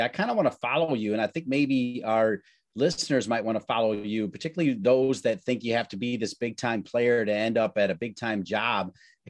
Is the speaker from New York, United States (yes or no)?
no; Ohio, United States; Love that you're an Ohio U man as well. Love that you're from my home state as well.